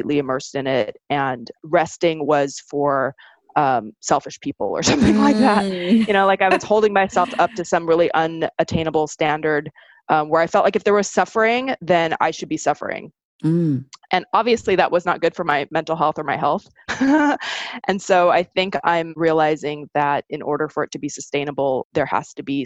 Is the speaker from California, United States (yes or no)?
yes; Southern California, United States; also born or lived in Sweden; when I was growing up in Southern California